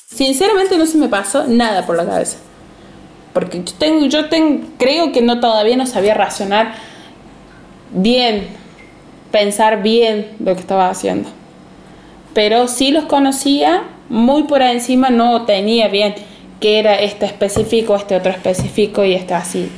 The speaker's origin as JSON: {"language": "Spanish", "town": "Villa Dolores", "region": "Córdoba", "country": "Argentina", "tie": "born or raised there", "said": "de Villa Dolores, Córdoba"}